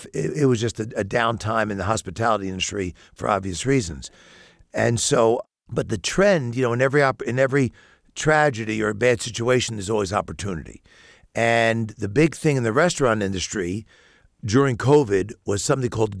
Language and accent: English; New York City, New York, United States; now in Bloomington, United States; I'm born and raised in New York City